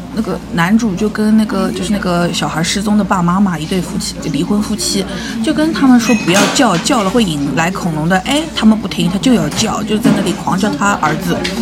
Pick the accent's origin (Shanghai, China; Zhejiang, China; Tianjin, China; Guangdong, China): Shanghai, China; 我们上海人